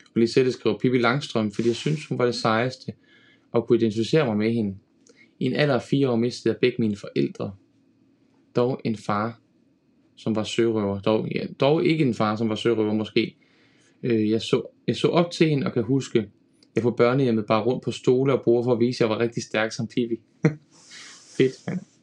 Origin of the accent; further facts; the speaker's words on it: Denmark; som dansker